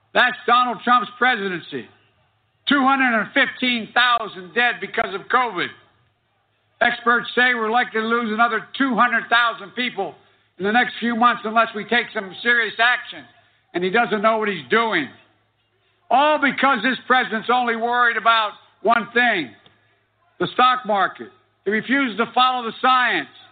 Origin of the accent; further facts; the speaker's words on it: Scranton, Pennsylvania, United States; growing up in Scranton